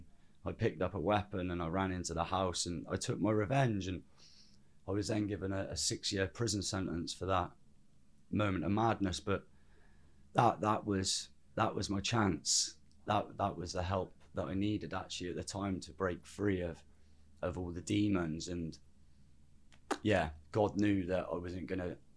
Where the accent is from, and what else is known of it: Birmingham, West Midlands, United Kingdom; born or raised there; also born or lived in Cwm, South Wales